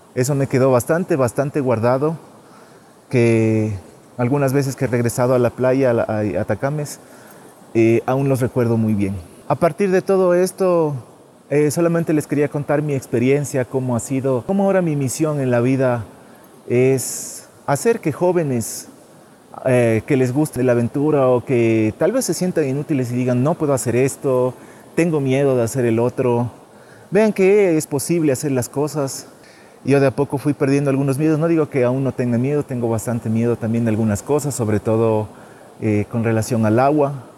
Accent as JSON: {"language": "Spanish", "town": "San Gabriel", "region": "Carchi", "country": "Ecuador", "tie": "born or raised there", "said": "Estoy cerca de mi ciudad natal, San Gabriel, a tres kilómetros nomás de San Gabriel"}